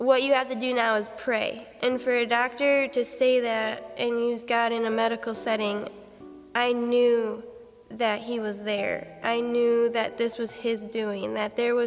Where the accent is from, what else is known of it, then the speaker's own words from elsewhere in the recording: Michigan, United States; moved away; I'm originally from Michigan